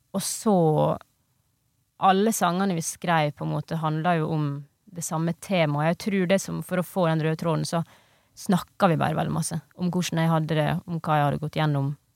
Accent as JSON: {"language": "Norwegian", "town": "Ioannina", "region": "Epirus", "country": "Greece", "tie": "born or raised there", "moved": "yes", "said": "i Hellas, i den heimbyen min der, mm. da, mm. som heter Jannina"}